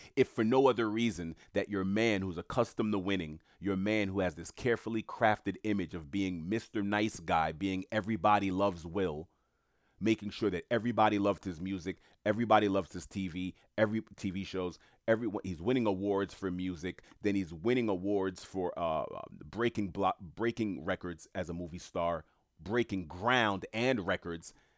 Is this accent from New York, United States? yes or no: yes; New York City, New York, United States; I knew a lot of people in entertainment growing up in Queens, New York